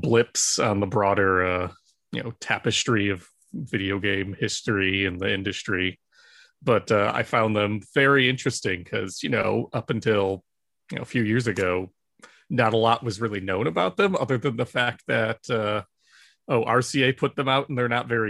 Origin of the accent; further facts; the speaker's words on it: Michigan, United States; moved away as an adult; now in Maryland, United States; I'm originally from Michigan, but when I took the job at the IJC, I moved out to Maryland